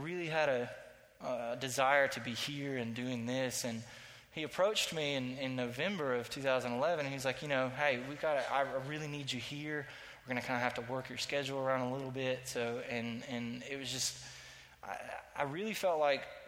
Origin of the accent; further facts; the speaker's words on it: Statesboro, Georgia, United States; I grew up in Statesboro, Georgia